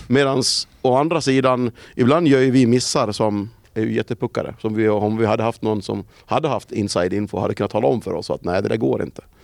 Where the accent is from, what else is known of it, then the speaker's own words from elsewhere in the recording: Sweden; vad vi är vana vid hemma i Sverige